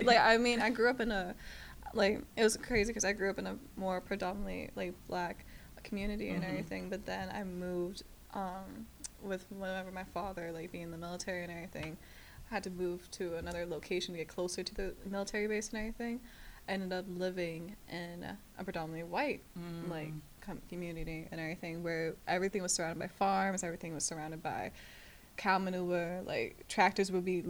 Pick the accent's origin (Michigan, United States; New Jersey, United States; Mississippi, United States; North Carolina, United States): North Carolina, United States; Fayetteville; I grew up in Fayetteville, North Carolina, and everything.